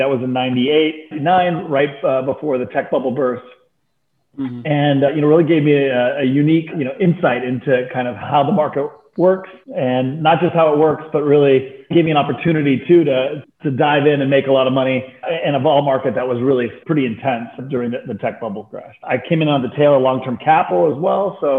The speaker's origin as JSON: {"language": "English", "region": "Texas", "country": "United States", "tie": "born or raised there", "also_born_or_lived": "London, United Kingdom / Turkey", "said": "So I was born in London, lived in Turkey as a child, moved to Texas of all places as at the age of 5 and a half, 6, went to Turkey every summer"}